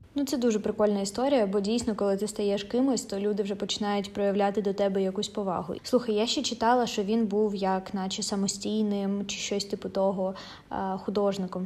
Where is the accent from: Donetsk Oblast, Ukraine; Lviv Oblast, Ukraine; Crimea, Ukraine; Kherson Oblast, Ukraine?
Donetsk Oblast, Ukraine; я сама з Донецької області